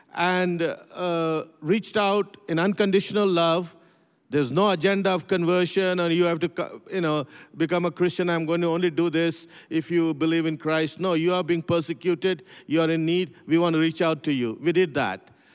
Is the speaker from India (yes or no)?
yes; Pune, Maharashtra, India; also born or lived in North India; I grew up in India. I was, uh, uh, born in, uh, uh, in a city called Pune, very close to what used to be known as Bombay, Mumbai.